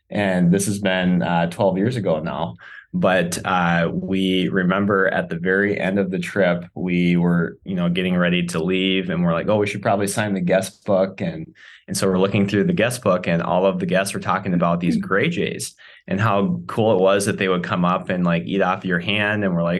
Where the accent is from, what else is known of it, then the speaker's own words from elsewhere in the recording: South Dakota, United States; We're actually both from South Dakota originally.